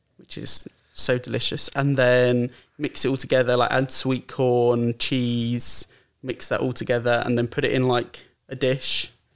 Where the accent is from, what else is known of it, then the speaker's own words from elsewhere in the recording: Brighton, South East England, United Kingdom; I'm from Brighton, um, well, just outside Brighton, but from Brighton.